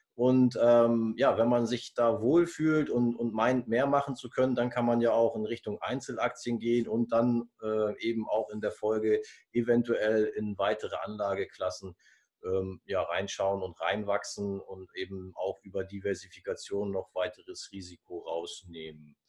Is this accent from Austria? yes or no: no; Germany; bei uns in Deutschland